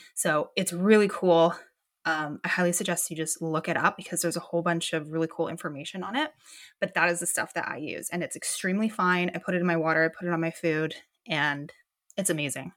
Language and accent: English; Canada; I'm from Canada and it is dark and cold and gnarly here